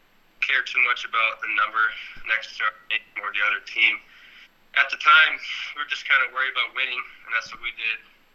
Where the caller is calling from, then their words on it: Afyon, Afyonkarahisar, Turkey; Turkey. Afyon. I don't know how to say the whole city, but Afyon.